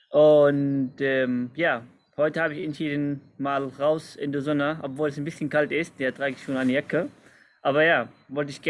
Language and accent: German; Nablus, West Bank, Palestine; German is a second language; moved away as an adult; also born or lived in Berlin; now in Hamburg, Germany; Ja, also ich bin Palästinenser. Ich bin in Palästina geboren, in einer Stadt heißt Nablus.